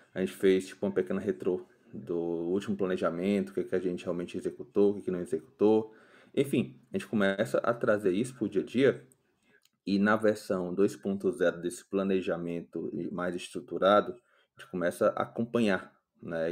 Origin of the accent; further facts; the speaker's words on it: Ceará, Brazil; moro aqui em Fortaleza, sou cearense.